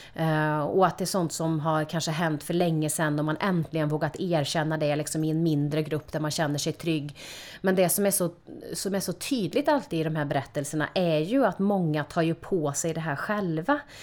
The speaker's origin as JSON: {"language": "Swedish", "town": "Karlstad", "region": "Värmland", "country": "Sweden", "tie": "born or raised there", "said": "Jag är uppvuxen i Karlstad i ett medelklassområde"}